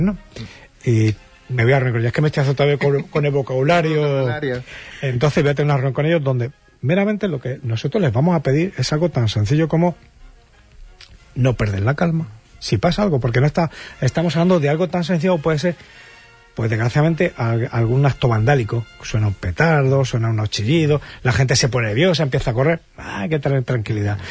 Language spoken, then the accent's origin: Spanish; Jaén, Andalusia, Spain; now in Huelva, Spain; yo soy de Jaén